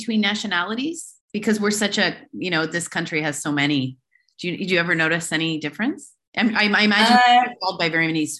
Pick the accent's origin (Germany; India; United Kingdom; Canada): Canada; now in Dubai, United Arab Emirates; I'm from Canada